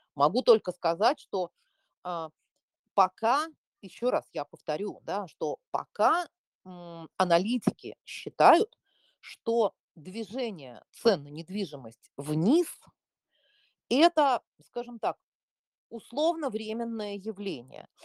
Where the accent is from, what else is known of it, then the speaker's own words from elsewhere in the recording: Moscow, Russia; я москвичка коренная